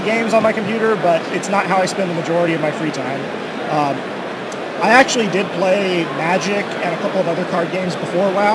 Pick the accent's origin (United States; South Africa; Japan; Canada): United States; Oklahoma; so I'm from Oklahoma.